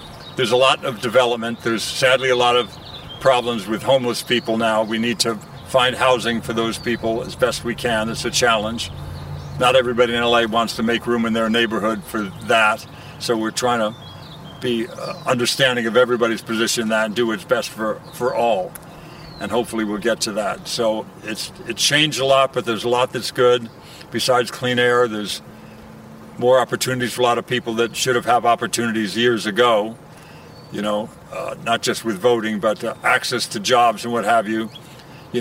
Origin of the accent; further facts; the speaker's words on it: Stamford, Connecticut, United States; I grew up in Stamford, Connecticut